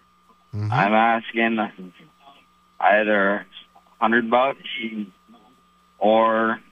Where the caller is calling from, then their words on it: Alburgh, Vermont, United States; calling from Alberg, Vermont.